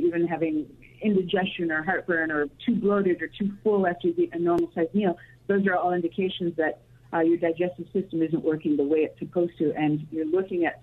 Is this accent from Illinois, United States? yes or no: yes; Chicago, Illinois, United States; I grew up in the Chicagoland area